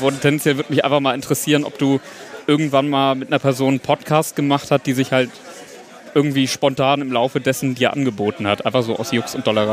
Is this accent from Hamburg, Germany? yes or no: yes; Hamburg, Germany; Ich bin 19, ich komme aus Hamburg